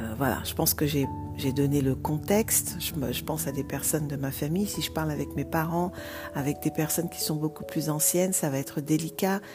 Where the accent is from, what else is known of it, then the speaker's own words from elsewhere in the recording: Vigneux-sur-Seine, Île-de-France, France; also born or lived in Martinique; j'ai grandi en France, en région parisienne, dans une ville qui s'appelle Vigneux-sur-Seine, dans le 91